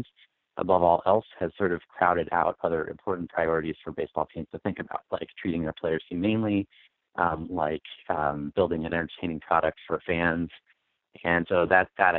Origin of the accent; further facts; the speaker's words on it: Harrisonburg, Virginia, United States; moved away as an adult; also born or lived in Chicago; I grew up in Harrisonburg, Virginia, small town in the Shenandoah Valley